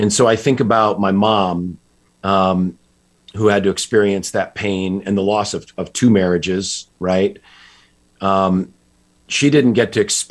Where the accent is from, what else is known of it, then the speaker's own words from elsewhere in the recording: just outside Hartford, Connecticut, United States; I grew up in Connecticut, just outside Hartford